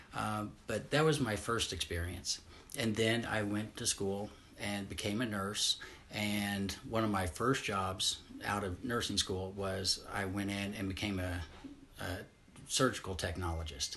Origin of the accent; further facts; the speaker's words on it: Southeast Missouri, United States; I grew up in Southeast Missouri